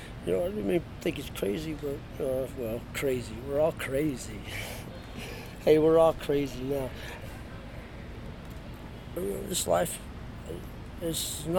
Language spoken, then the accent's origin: English; Detroit, Michigan, United States; born there; also born or lived in Los Angeles; now in Seattle, United States; Actually, I came here from L.A. I was born in Detroit, so I've been around a little bit.